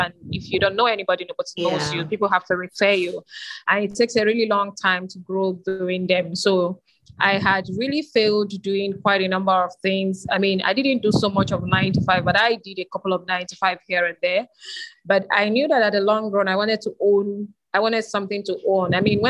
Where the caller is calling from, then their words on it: Lagos, Nigeria; Okay, first of all, I am joining in from Lagos, Nigeria